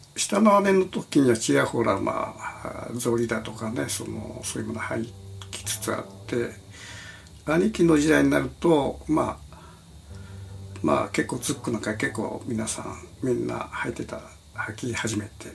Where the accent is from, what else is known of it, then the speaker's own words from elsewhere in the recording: Kitakyushu, Fukuoka, Japan; now in Tokyo, Japan; 私の故郷である門司港